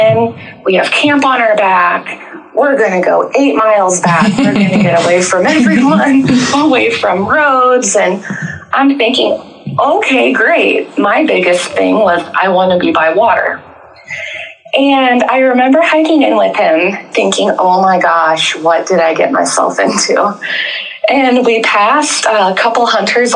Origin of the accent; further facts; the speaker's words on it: Southern Illinois, United States; moved away as an adult; now in Tioga, United States; I've lived in North Dakota almost 6 years, but I grew up in Southern Illinois